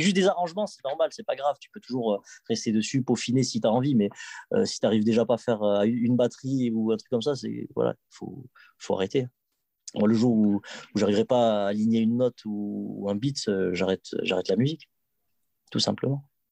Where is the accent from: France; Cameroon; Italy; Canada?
France; Toulouse, Occitania; j'étais de Toulouse